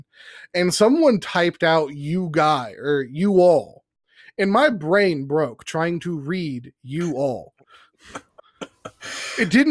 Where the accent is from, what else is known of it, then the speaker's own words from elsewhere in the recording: Texas, United States; born and raised in Texas